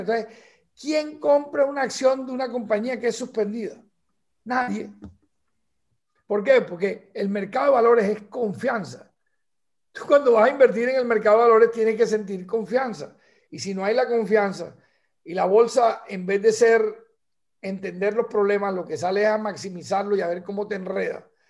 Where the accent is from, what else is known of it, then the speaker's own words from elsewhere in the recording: Barranquilla, Atlántico, Colombia; tenemos como la patria chiquita que es Barranquilla